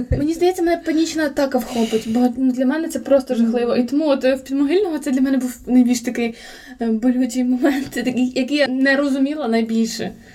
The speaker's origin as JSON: {"language": "Ukrainian", "town": "Volodymyr", "region": "Volyn Oblast", "country": "Ukraine", "moved": "yes", "lives_now": "Lviv, Ukraine", "said": "я у Володимирі постійно була як під лупою"}